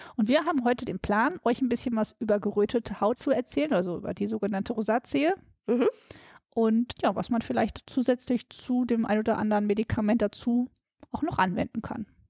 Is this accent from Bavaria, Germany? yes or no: no; Ruhr area, North Rhine-Westphalia, Germany; ich komme ja aus dem Ruhrpott